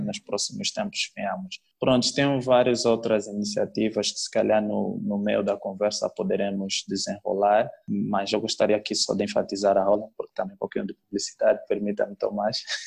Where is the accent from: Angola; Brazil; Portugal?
Angola; Cabinda; now in Luanda, Angola; da terra de Cabinda de onde eu sou